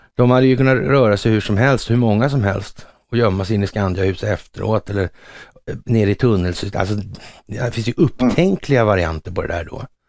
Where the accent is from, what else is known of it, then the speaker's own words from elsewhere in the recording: Sweden; som svensk